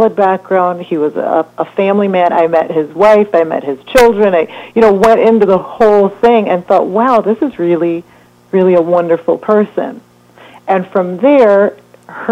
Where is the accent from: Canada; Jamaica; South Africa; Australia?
Jamaica; moved away; I'm originally from Jamaica